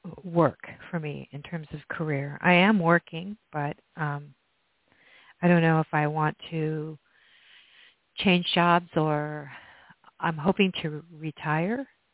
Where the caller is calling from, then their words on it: Oregon, United States; I'm calling from Oregon.